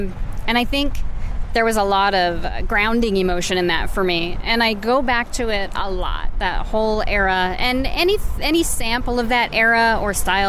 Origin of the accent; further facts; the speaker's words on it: Oregon, United States; From Oregon.